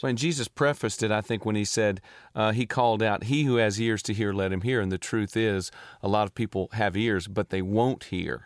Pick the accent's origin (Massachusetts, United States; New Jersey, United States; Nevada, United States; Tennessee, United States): Tennessee, United States; Nashville; I grew up in Nashville